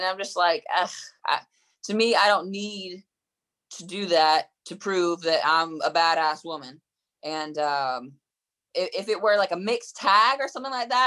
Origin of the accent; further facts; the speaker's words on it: Durham, North Carolina, United States; I grew up in Durham, North Carolina